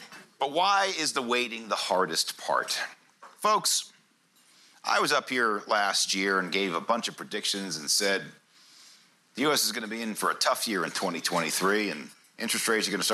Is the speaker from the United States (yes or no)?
yes; United States; as an American